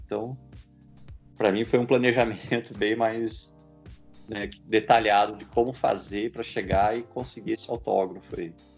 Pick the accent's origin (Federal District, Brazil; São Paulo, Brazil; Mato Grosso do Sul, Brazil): São Paulo, Brazil; São José dos Campos; eu sou de São José dos Campos